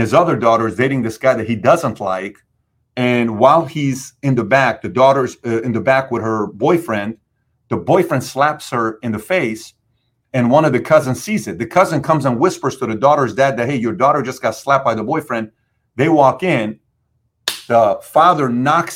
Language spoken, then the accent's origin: English; Iran; also born or lived in California / Dallas; now in South Florida, United States; I came from Iran